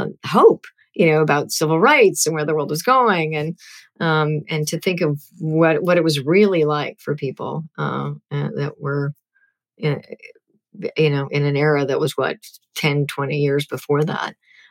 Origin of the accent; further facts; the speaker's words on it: Whitefish Bay, Wisconsin, United States; I grew up in Whitefish Bay, Wisconsin, where there were no people of color.